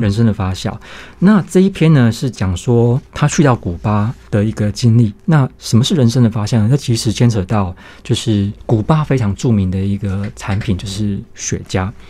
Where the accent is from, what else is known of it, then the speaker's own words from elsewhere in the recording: Taiwan; 我们台湾这边